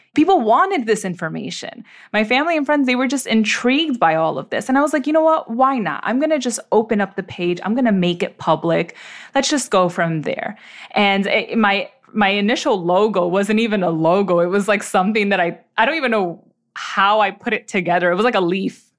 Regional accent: New York City, New York, United States; I was born and raised in the Bronx, uh, New York City

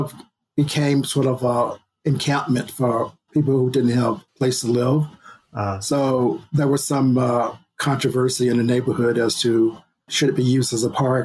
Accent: Paducah, Kentucky, United States; moved away as an adult; also born or lived in New York City / Venice Beach, Los Angeles; now in Los Angeles, United States; I'm from Kentucky, and the town is called Paducah

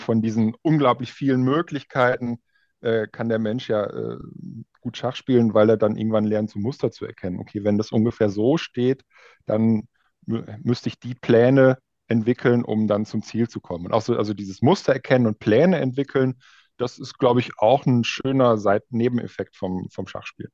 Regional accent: Münsterland, North Rhine-Westphalia, Germany; moved away as an adult; now in Berlin, Germany; aus Münsterland, da wo ich herkomme.

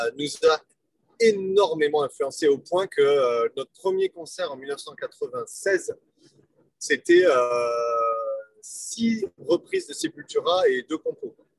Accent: France; je suis un Français

